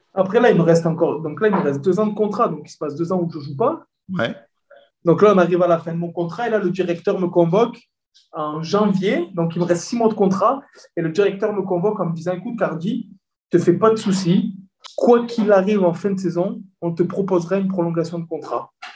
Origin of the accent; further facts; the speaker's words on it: Marseille, Provence-Alpes-Côte d'Azur, France; je suis Marseillais.